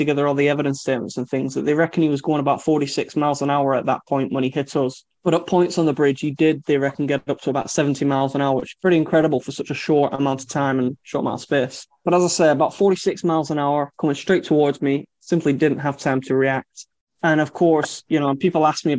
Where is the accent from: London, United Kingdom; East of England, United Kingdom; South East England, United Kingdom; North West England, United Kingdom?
North West England, United Kingdom; Lancashire; I'm from Lancashire